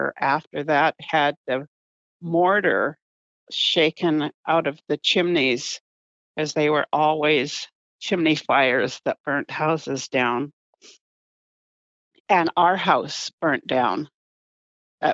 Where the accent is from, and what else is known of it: Galiano Island, British Columbia, Canada; born or raised there; also born or lived in Vancouver / Duncan